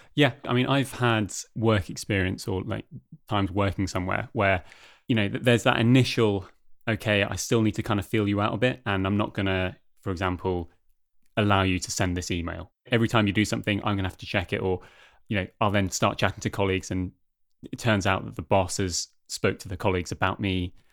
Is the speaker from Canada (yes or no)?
no; United Kingdom; now in Denmark; as you can probably tell from my accent, I'm originally from the UK